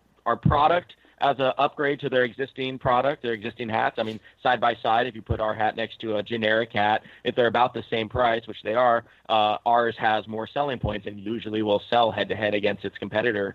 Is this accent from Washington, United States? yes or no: yes; Longview, Washington, United States; now in Portland, United States; I grew up in Longview, Washington, or Washington.